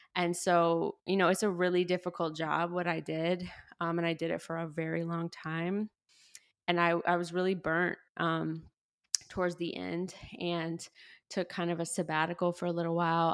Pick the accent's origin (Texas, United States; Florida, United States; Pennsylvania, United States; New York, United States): Florida, United States; the Panhandle of; moved away; also born or lived in Chicago; I grew up in the South, um, and what I like to refer to as the Redneck Riviera, the Panhandle of Florida